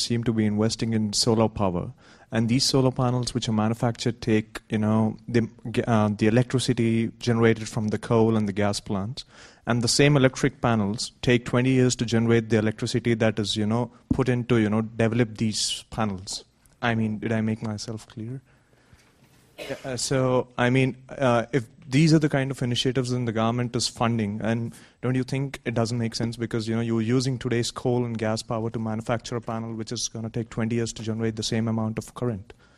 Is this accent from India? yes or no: yes; India; moved away; I'm from India.